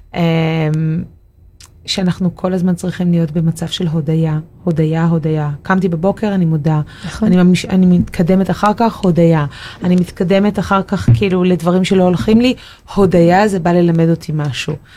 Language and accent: Hebrew; Tel Aviv, Tel Aviv District, Israel; לתל אביב, שזאת עיר הולדתי